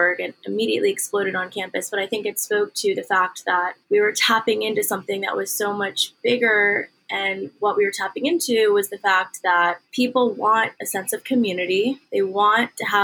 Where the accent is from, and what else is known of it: Washington, District of Columbia, United States; born or raised there; also born or lived in Syracuse, New York